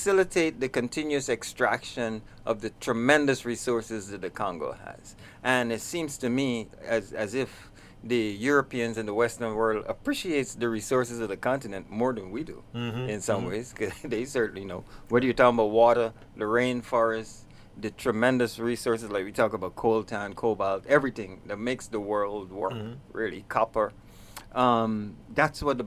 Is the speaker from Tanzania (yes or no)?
no; Guyana; moved away; also born or lived in New York; I hail from Guyana